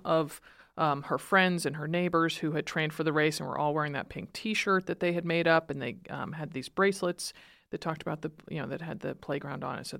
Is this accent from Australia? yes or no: no; East Coast, United States; moved away; I'm from the East Coast originally. I went to a liberal arts college